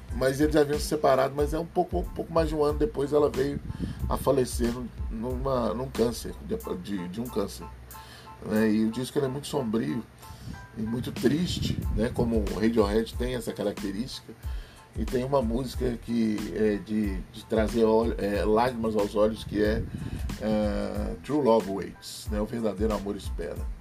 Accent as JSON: {"language": "Portuguese", "country": "Brazil", "said": "Sou brasileiro"}